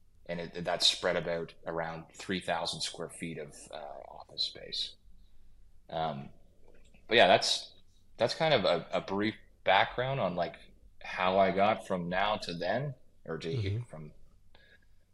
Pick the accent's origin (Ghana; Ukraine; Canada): Canada; Kawartha Lakes, Ontario; also born or lived in Steamboat Springs / Lake Tahoe / British Columbia / Muskoka; now in Port Carling, Canada; I grew up in Kawartha Lakes, which is an hour and a half south of Muskoka